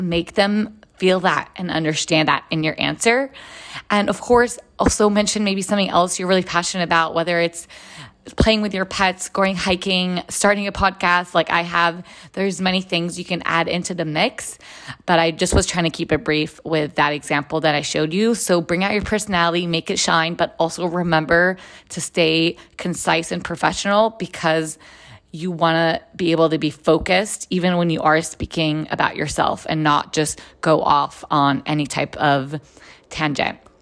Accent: Israel; moved away as an adult; now in United States; I am originally from Israel. I was born and raised there and then lived in the United States for the last 16 years.

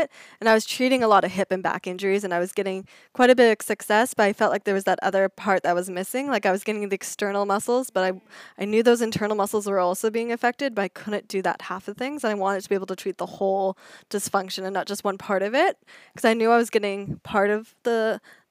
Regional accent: Calgary, Alberta, Canada; I'm from Calgary

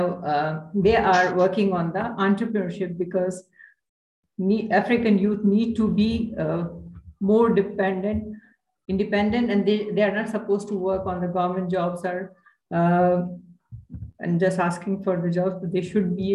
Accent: Pakistan; We are only three from Pakistan

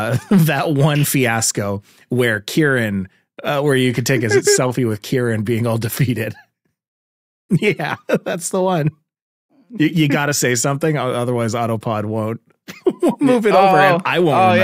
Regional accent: Canada; I'm Canadian.

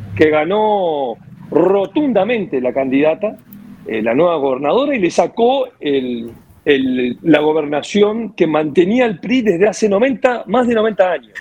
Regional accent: Uruguay; also born or lived in Madrid, Spain; now in Buenos Aires, Argentina; yo soy uruguayo

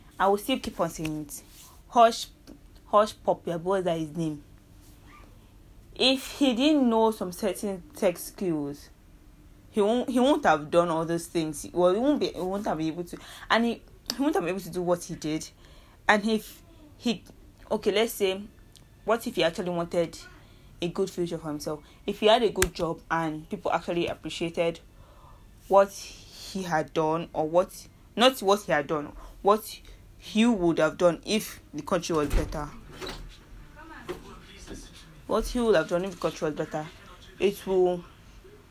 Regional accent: Nigeria; I am a Nigerian

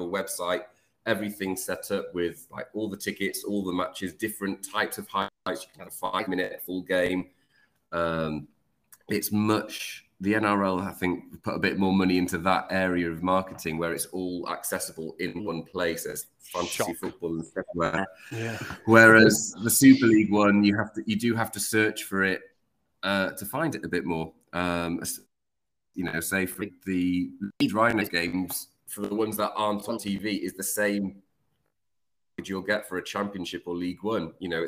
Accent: London, United Kingdom; moved away as an adult; also born or lived in Leeds; now in Panama; I was born in London, moved up to Leeds, 4 years old. Then I moved down to London, and after, let's say, 10 years of living in London, I've always wanted opportunity.

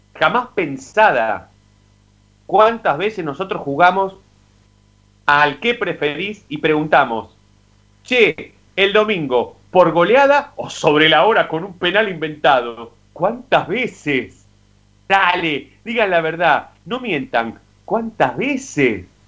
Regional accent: Avellaneda, Buenos Aires Province, Argentina; yo soy de Avellaneda

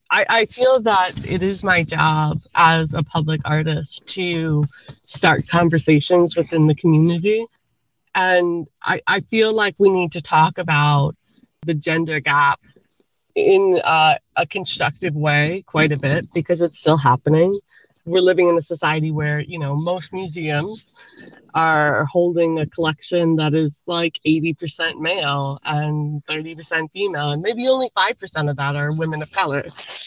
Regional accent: Canada; now in United States; You know, I am very Canadian. I lived there for quite a long time. And I will say, like, moving from Canada to America was a little bit of a culture shock. I moved in the 90s.

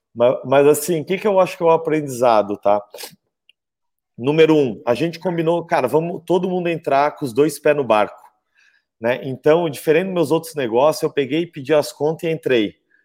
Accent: Florianópolis, Santa Catarina, Brazil; Eu, eu nasci e moro aqui em, em Florianópolis

